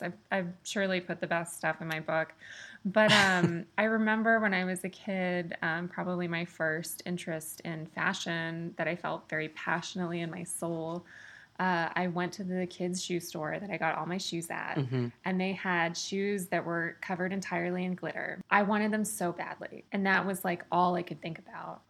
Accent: Austin, Texas, United States; moved away as an adult; now in New York, United States; I grew up in Austin, Texas

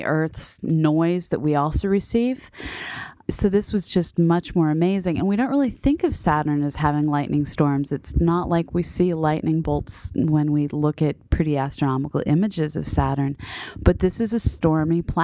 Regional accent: Boston, Massachusetts, United States; now in Southern Illinois, United States; here in Southern Illinois, and then back growing up in Boston

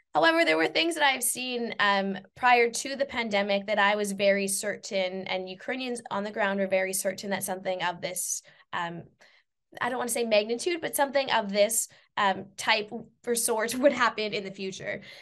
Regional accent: Saskatchewan, Canada; moved away; also born or lived in England

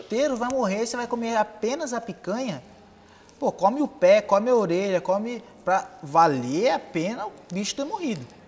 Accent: Ubatuba, São Paulo, Brazil; sou nascido em São Paulo, com dois anos eu vim para Ubatuba

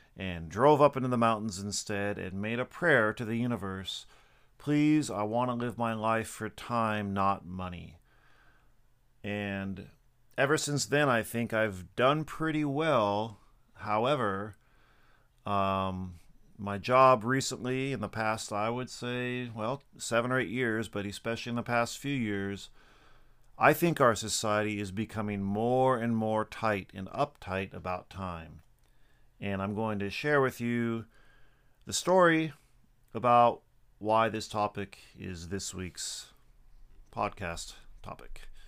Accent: Washington, United States; now in Japan; my home state of Washington

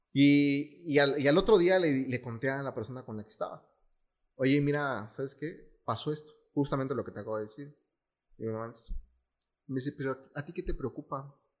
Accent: Mexico; como mexicanos, bueno, como latinos

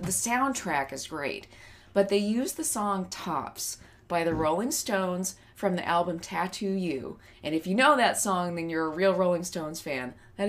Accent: Texas, United States; accent: redneck

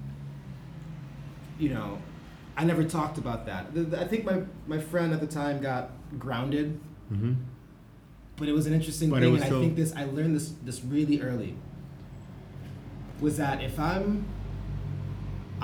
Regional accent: Buffalo suburbs, New York, United States; now in Berlin, Germany; I grew up in the suburbs, a white suburb

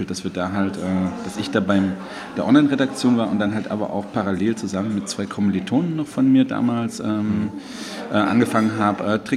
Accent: Weimar, Thuringia, Germany; Also ich äh, komme aus Weimar, ich habe eigentlich einen Background im Grafikdesign

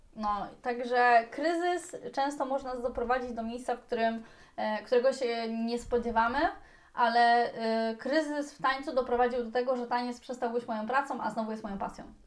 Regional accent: Poland; jesteśmy zajebistą ekipą z Polski

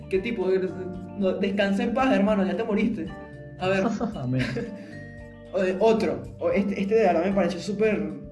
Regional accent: Venezuela; cuando yo digo que soy de Venezuela, lo primero que dicen es, ah, Chávez, lo primerito.

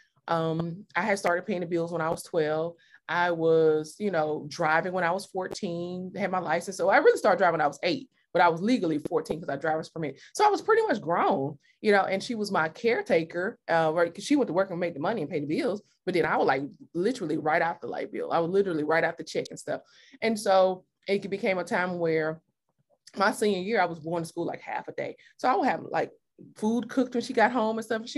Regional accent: Mississippi, United States; moved away; I am from Mississippi

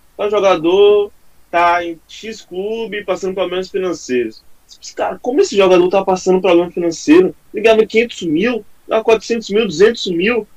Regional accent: Salvador, Bahia, Brazil; Sou da, da Salvador, Bahia, não moro em São Paulo

